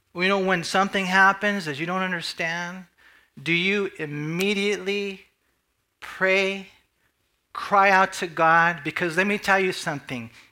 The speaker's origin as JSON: {"language": "English", "country": "United States", "said": "as American Christians"}